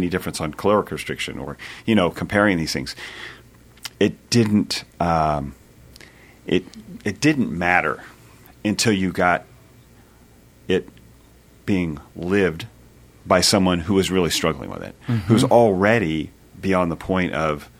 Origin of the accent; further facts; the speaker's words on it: California, United States; moved away as an adult; now in Nashville, United States; I grew up in California, but moved out here about Nashville 21 years ago